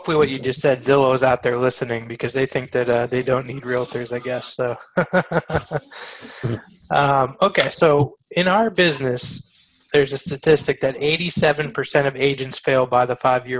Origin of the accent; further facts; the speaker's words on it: Erie, Pennsylvania, United States; I was born in Erie. It's definitely an area that, you know, has had its trouble.